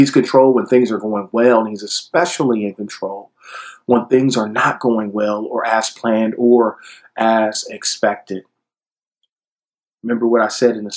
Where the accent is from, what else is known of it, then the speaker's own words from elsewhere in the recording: Detroit, Michigan, United States; my Black Baptist church growing up in Detroit